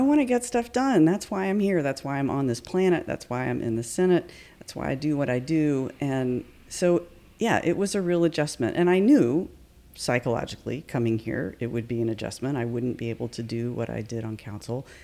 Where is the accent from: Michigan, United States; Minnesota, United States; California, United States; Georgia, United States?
Georgia, United States; Atlanta; moved away as an adult; also born or lived in Davidson, North Carolina / New York; now in Asheville, United States; I was born in Atlanta, Georgia, okay. and that's where I was raised